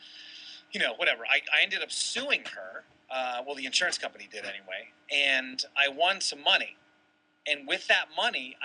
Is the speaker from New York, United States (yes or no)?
no; Toledo, Ohio, United States; also born or lived in Boulder, Colorado; now in San Diego, United States; I was born in Toledo